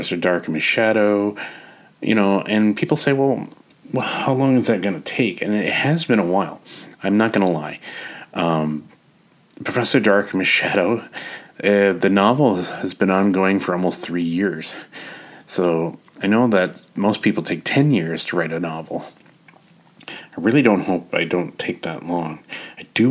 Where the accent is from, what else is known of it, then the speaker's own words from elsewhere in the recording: Canada; as a Canadian author